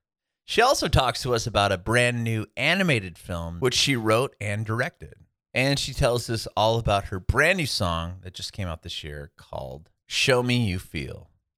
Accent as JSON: {"language": "English", "town": "San Diego", "region": "California", "country": "United States", "moved": "yes", "said": "That's where I was originally from Southern California. Not from the Valley, but San Diego."}